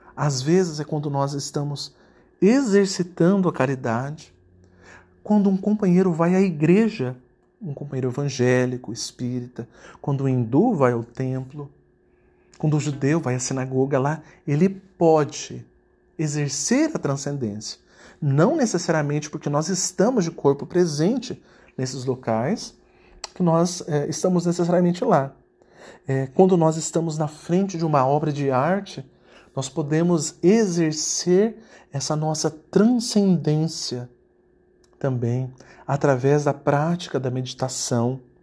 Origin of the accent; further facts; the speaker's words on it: Campo Grande, Mato Grosso do Sul, Brazil; moved away as an adult; now in United States; eu nasci numa família simples, num Campo Grande, no Mato Grosso do Sul, ou seja, no interior do Brasil. E é, fui criado, estudei em, em escolas é, públicas do Brasil